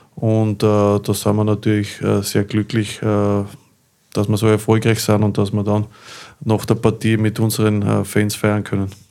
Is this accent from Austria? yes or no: yes; Linz, Upper Austria, Austria; für mich als, als gebürtigen Linzer